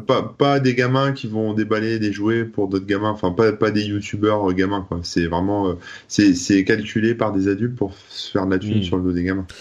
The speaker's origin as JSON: {"language": "French", "country": "France", "said": "en tant que français"}